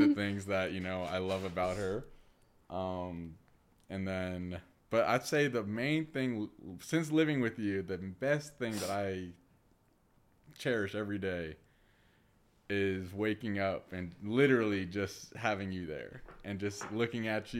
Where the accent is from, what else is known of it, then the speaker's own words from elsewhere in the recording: Orlando, Florida, United States; moved away as an adult; also born or lived in Louisiana; now in Denver, United States; born and raised in Orlando, Florida, uh, specifically the Winter Park area